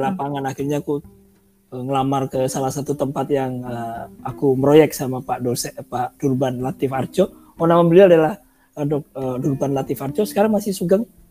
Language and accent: Indonesian; Surabaya, East Java, Indonesia; moved away as an adult; also born or lived in Bandung; aku orang Surabaya, Surabaya rumahnya dekat uh, eh, Wonokromo, dekat terminal